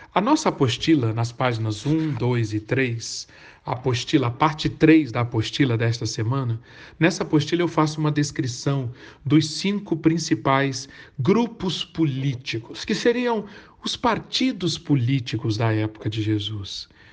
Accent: Brazil

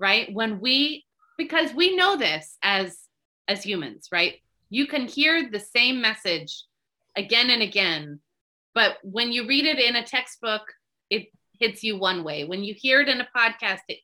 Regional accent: Bay Area, California, United States; I'm from the Bay Area

